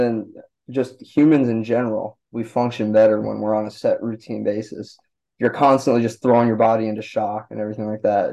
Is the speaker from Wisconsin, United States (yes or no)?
yes; Milwaukee, Wisconsin, United States; I grew up in around Milwaukee.